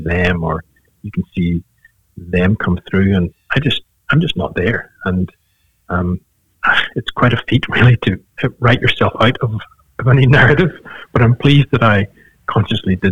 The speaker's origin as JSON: {"language": "English", "country": "Ireland", "said": "being Irish"}